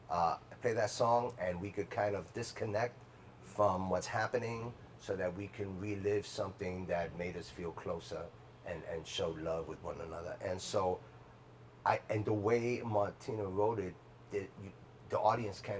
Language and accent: English; New York City, New York, United States; I grew up in the Bronx